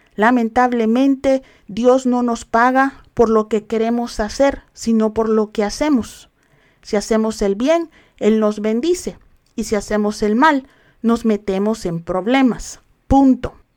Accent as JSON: {"language": "Spanish", "country": "El Salvador", "said": "yo soy salvadoreña, pero no celebro las fiestas paganas del Salvador"}